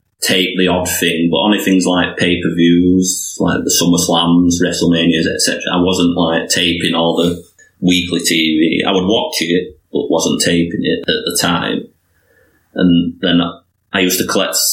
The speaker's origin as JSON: {"language": "English", "area": "near Leeds", "region": "Yorkshire and the Humber", "country": "United Kingdom", "said": "it's like within 20-minute drive of there in York, in Yorkshire"}